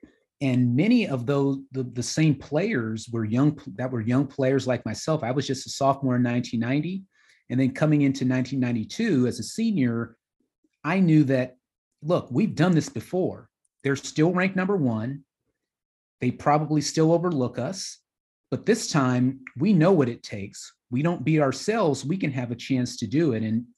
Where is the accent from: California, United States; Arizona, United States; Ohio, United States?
California, United States; Los Angeles; moved away as an adult; I grew up in Los Angeles, so going to Norman, Oklahoma in itself was a bit of a shock for me.